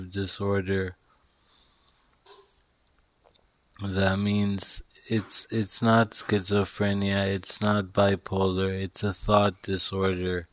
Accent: Dubai, United Arab Emirates; moved away as an adult; also born or lived in Vancouver, Canada; I grew up in Dubai, but I went to university in Vancouver

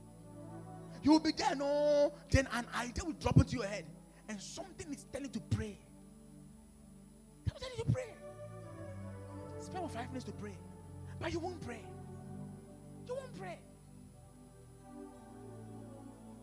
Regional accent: Volta, Ghana; I'm from the Volta region

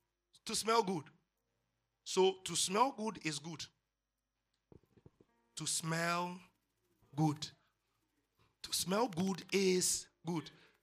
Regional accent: Odi, Bayelsa, Nigeria; Pastor, I grew up in Odi.

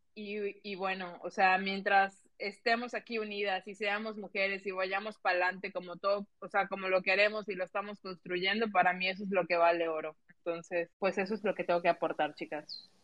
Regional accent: Mexico; soy mexicana

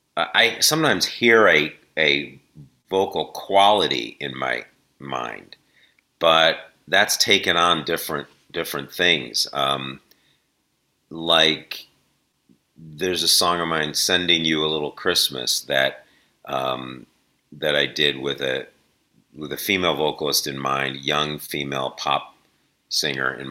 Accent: Shaker Heights, Ohio, United States; I grew up in Cleveland, suburb of Cleveland, called Shaker Heights

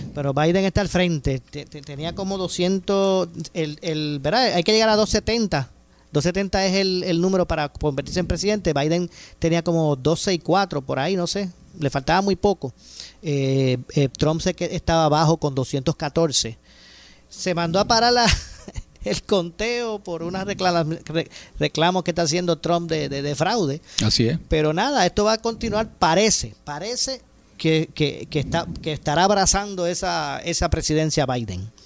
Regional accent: Puerto Rico; seguimos siendo todos los puertorriqueños y los que residen en esta isla

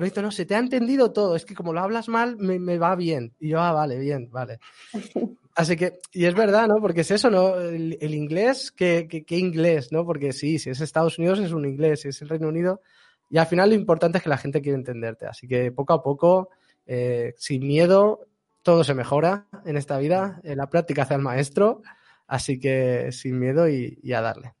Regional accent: Barcelona, Catalonia, Spain; yo soy catalán de Barcelona

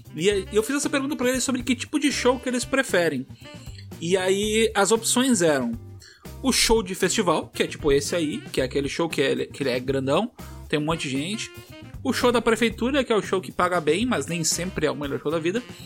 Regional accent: Tramandaí, Rio Grande do Sul, Brazil; eu vivi uma parte da minha adolescência em Tramandaí

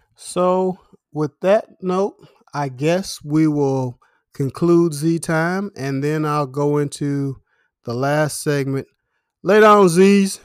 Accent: United States; I'm American

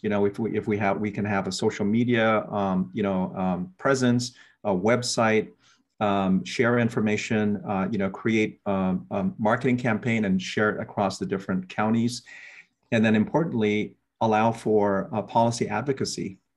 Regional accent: Guam; also born or lived in Philippines / Germany / San Jose, California; now in Hilo, United States; born and raised in Guam

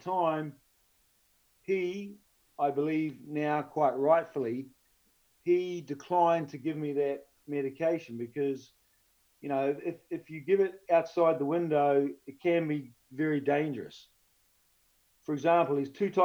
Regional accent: New Zealand; being a New Zealander

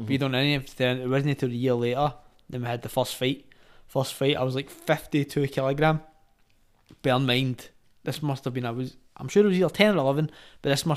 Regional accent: Glasgow, Scotland, United Kingdom; We grew up in the Gobbles, been there all my life, loved it, still there.

